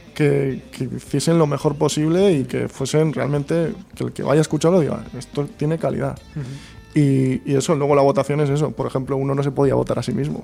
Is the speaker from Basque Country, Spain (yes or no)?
yes; Santurce, Basque Country, Spain; somos de Santurce